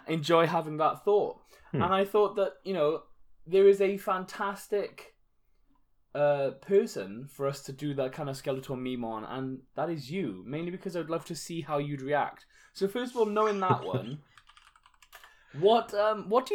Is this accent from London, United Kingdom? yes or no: no; Wales, United Kingdom; As a Welsh man